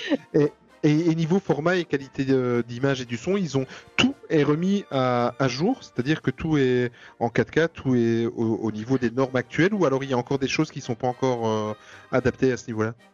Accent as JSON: {"language": "French", "country": "Belgium", "said": "nous en Belgique"}